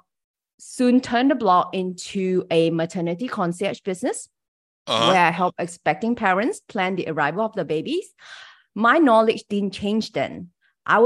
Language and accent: English; Malaysia; English is a second language; I'm from Malaysia. So English is my third language